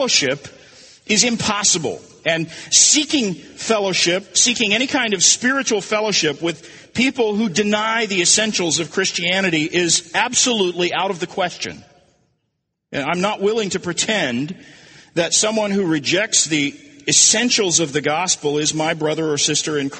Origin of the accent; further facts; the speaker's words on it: Tulsa, Oklahoma, United States; I grew up in Tulsa